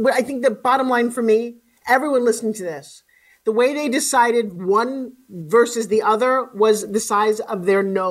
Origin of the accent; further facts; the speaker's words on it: Long Island, New York, United States; I live on the beach in Long Island.